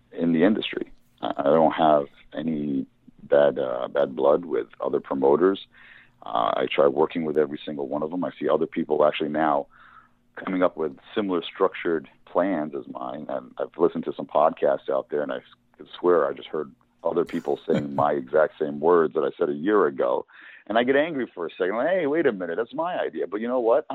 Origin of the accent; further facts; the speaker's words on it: New Jersey, United States; they're from my home state